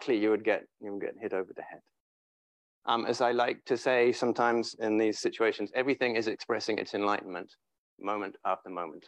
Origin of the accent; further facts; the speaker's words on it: England, United Kingdom; moved away as an adult; now in San Francisco, United States; being English